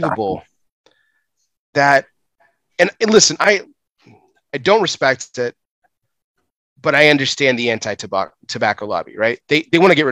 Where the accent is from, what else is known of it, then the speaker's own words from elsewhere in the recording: United States; as an American